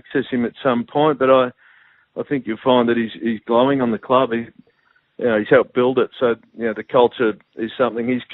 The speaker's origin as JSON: {"language": "English", "town": "Geelong", "region": "Victoria", "country": "Australia", "tie": "born or raised there", "said": "I grew up in Geelong"}